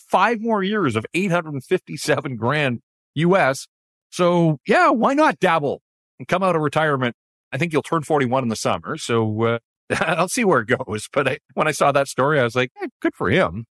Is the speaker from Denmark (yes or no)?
no; Vancouver, British Columbia, Canada; I grew up in Vancouver